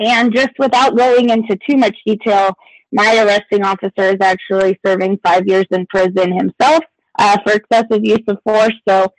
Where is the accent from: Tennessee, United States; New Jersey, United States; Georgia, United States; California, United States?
Georgia, United States; Fort Stewart; born there; now in Colorado, United States; However, I was born in Georgia, in Fort Stewart, Georgia. Moved around quite a bit before settling in Colorado myself a few years ago.